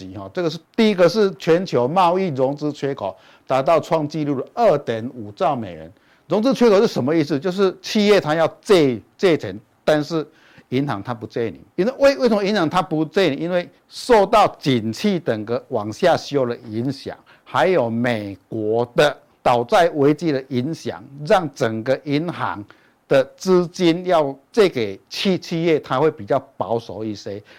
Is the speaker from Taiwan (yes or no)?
yes; Chiayi, Taiwan; 各位现场的观众朋友，大家好，我是嘉义的